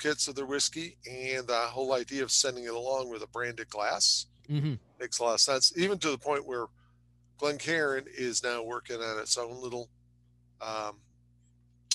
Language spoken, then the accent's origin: English; Chicago, Illinois, United States; I'm an Irish boy from the southwest side of Chicago